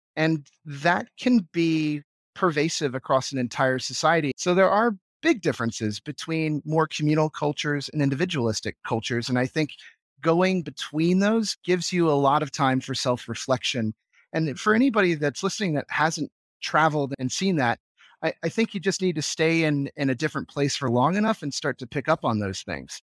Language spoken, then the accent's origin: English; United States; moved away as an adult; now in Vienna, Austria; as an American